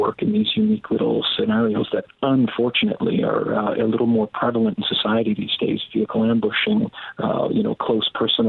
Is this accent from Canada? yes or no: yes; Canada; Being a Canadian police officer, I'm out of holidays this year